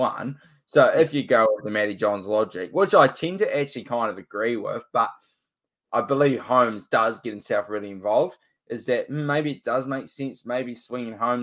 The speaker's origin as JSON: {"language": "English", "country": "New Zealand", "said": "I'm from New Zealand"}